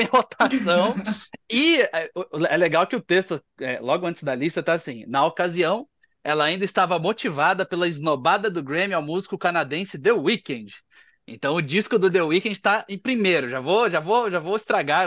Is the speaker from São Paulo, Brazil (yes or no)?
no; Paraná, Brazil; eu, eu, sou do Paraná